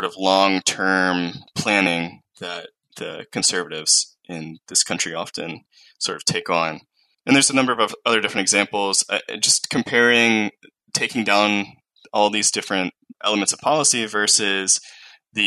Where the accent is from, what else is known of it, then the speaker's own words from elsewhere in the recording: the South, United States; I grew up, I'm from the South in the U.S. I grew up here, I was born here